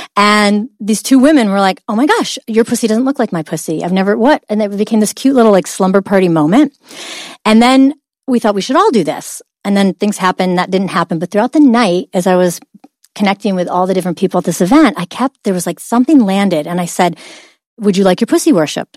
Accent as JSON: {"language": "English", "town": "Oswego", "region": "New York", "country": "United States", "said": "Upstate New York, a little town called Oswego."}